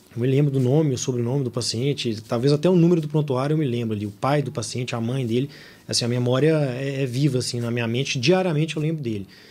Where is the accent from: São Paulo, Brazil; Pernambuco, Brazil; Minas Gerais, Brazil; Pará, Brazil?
Minas Gerais, Brazil; Belo Horizonte; Eu sou de Belo Horizonte, estudei em Belo Horizonte e por aqui fiquei.